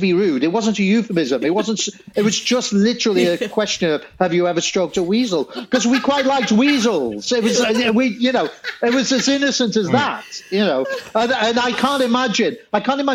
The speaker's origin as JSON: {"language": "English", "town": "Salford", "region": "North West England", "country": "United Kingdom", "moved": "yes", "lives_now": "London, United Kingdom", "said": "I come from Salford near Manchester"}